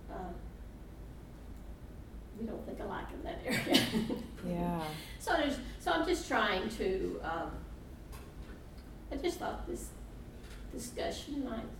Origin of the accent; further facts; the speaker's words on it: Mobile, Alabama, United States; I'm from Mobile, Alabama. I that's where I live now.